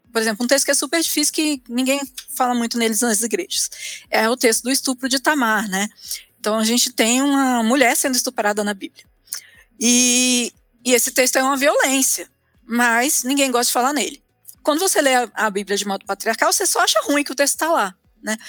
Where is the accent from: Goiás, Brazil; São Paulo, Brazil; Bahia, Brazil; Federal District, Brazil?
Federal District, Brazil; Brasília; moved away as an adult; also born or lived in Rio de Janeiro; now in Curitiba, Brazil; eu sou de Brasília